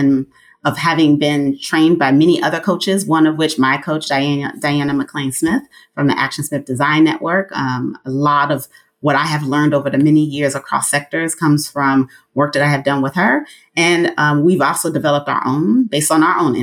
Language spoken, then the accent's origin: English; Nigeria; I'm Nigerian.